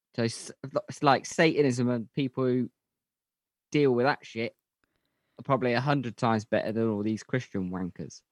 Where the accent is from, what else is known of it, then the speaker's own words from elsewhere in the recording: United Kingdom; we're British